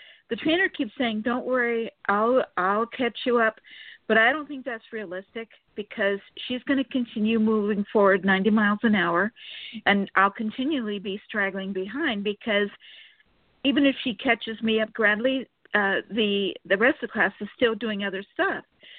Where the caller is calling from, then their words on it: Sacramento, California, United States; from Sacramento, California.